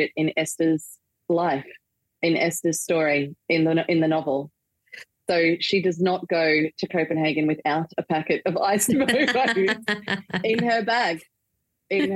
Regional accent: Australia; also born or lived in Manchester, United Kingdom; a staple that I grew up with here in Australia.

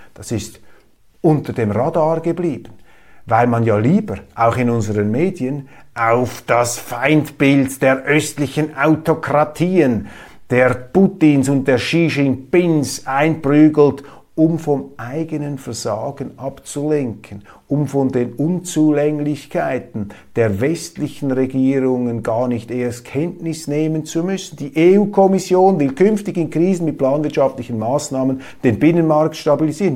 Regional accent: Switzerland; Ich sehe sie als Schweizer

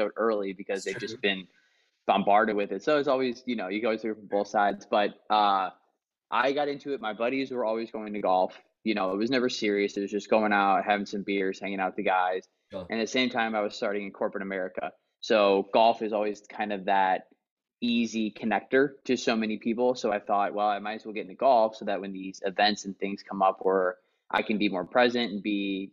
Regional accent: Missouri, United States; moved away as an adult; now in East Bay, California, United States; born and raised in Missouri my entire life

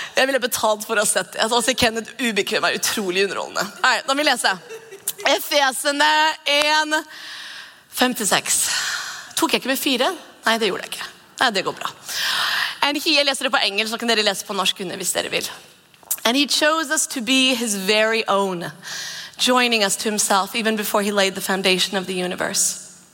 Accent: Norway; Vi er nordmenn

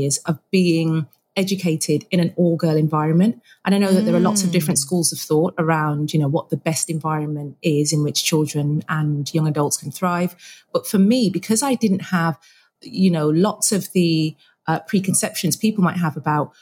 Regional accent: Birmingham, West Midlands, United Kingdom; I am a Brummie

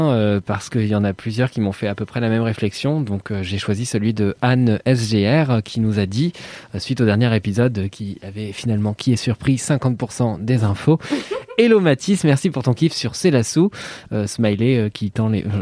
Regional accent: Walloon Brabant, Belgium; De mon côté, je viens du Brabant wallon. Les, les Français disent donc souvent que je n'ai pas d'accent.

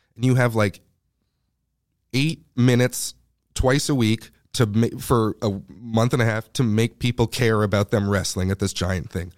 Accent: Canada; I'm Canadian

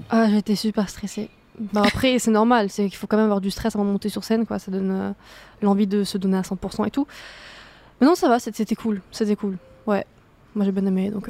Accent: Marseille, Provence-Alpes-Côte d'Azur, France; je suis de Marseille, mais euh, ouais, je suis allée à Toulouse

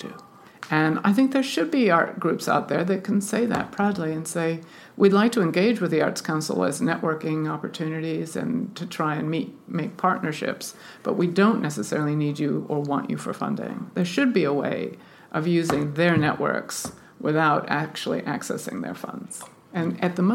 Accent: United States; now in United Kingdom; I'm an American and we don't have that kind of funding where I come from

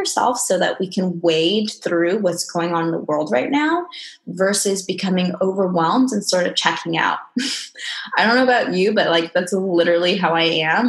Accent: Okinawa, Japan; I'm half Japanese, half Mexican. I was born in Okinawa, Japan

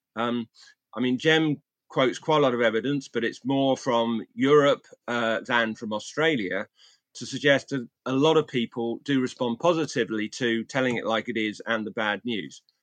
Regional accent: England, United Kingdom; my hometown in, in England

